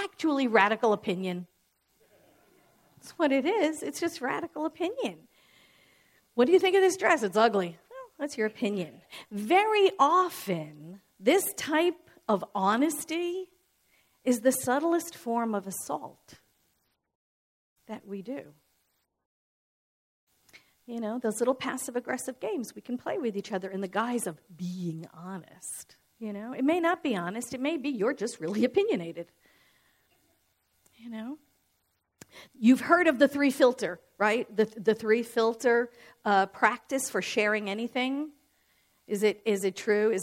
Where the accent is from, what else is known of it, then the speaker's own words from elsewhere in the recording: New York City, New York, United States; I'm born and raised in New York